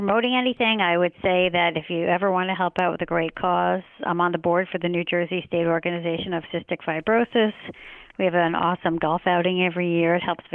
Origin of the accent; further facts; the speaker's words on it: London, United Kingdom; I was born in London